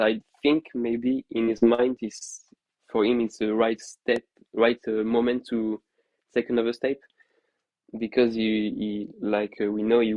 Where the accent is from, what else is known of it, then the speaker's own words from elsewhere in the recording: Paris, Île-de-France, France; moved away; As myself, a former Parisian, I was born in Paris